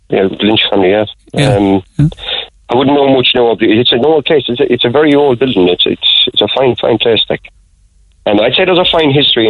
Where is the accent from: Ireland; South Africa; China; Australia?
Ireland; now in Oula, Ireland; I'm originally from Artrinan.